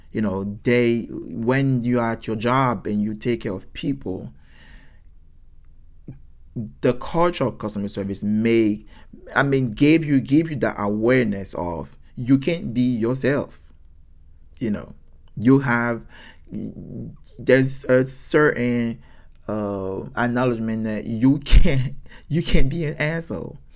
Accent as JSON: {"language": "English", "country": "United States", "said": "So because I'm American and I, they can see my blue passport, I would get a better service."}